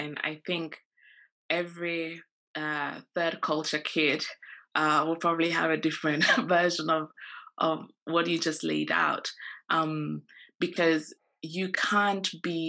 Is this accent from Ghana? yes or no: yes; Ghana; you know, when I was in Ghana, I think I'm Ghanaian. I know I'm Ghanaian.